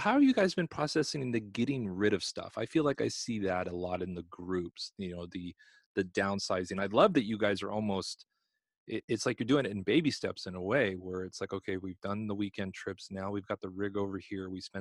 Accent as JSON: {"language": "English", "region": "California", "country": "United States", "moved": "yes", "said": "I'm from California originally"}